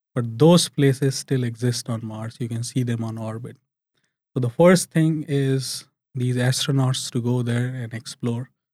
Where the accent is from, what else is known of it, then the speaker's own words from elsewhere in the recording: India; now in United Arab Emirates; as a kid growing up in India